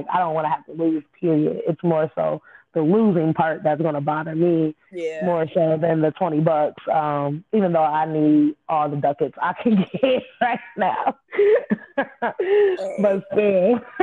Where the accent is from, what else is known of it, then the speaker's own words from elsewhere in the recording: Peoria, Illinois, United States; we are from Peoria, Illinois. That's the 309